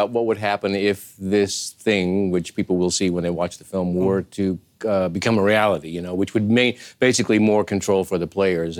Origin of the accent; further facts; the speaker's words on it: Eastern Washington, United States; I grew up in Eastern Washington, and this is where this wine is made